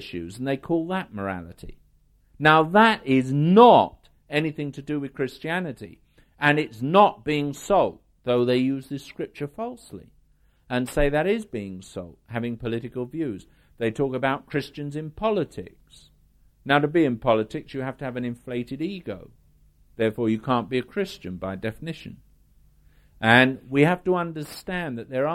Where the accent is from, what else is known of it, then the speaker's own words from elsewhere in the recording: United Kingdom; I'm British. In the world, I'm British